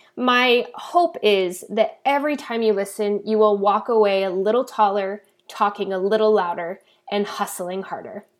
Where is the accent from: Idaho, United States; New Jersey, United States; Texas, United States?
Idaho, United States; now in San Diego, United States; I was actually born and raised in the beautiful and cold state of Idaho